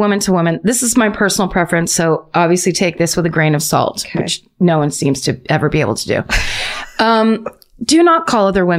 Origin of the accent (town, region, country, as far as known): Australia